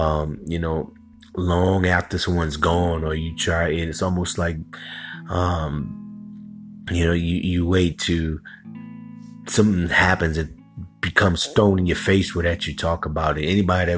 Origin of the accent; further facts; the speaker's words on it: New Orleans, Louisiana, United States; also born or lived in Los Angeles; I'm from here, from New Orleans, man. Even though I was in college at the time, or graduated college at the time, out there on the West Coast